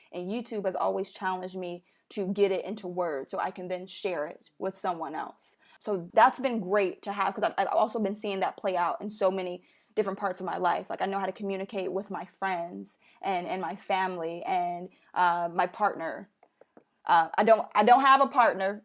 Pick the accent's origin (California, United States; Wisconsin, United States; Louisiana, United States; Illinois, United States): Illinois, United States; Chicago; moved away as an adult; also born or lived in Philadelphia; now in New York City, United States; I'm from Chicago, born and raised